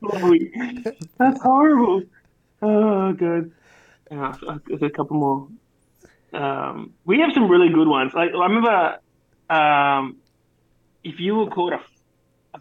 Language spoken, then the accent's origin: English; Australia; first language English; I'm Australian